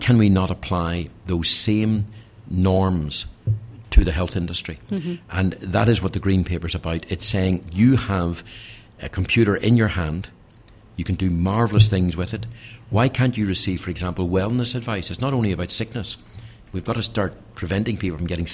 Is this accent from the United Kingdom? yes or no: yes; Northern Ireland, United Kingdom; my home country of Northern Ireland